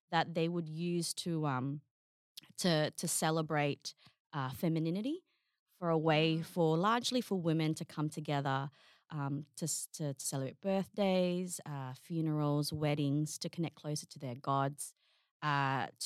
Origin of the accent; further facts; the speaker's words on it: Darwin, Northern Territory, Australia; also born or lived in Sydney; So, because um, I, you know, I'm from Darwin. That's that's kind of where we we landed here in Australia.